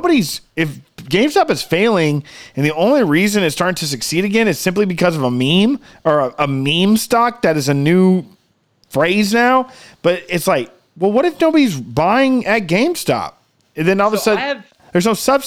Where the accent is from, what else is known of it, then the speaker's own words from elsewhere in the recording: outside of Austin, Texas, United States; We grew up outside of Austin